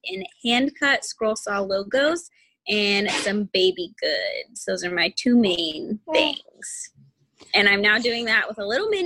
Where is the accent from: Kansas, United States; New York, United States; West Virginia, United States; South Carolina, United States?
Kansas, United States; Wichita; also born or lived in Goddard, Kansas; I'm from Wichita, Kansas. I was born there. I went to school in Goddard, Kansas through 9th grade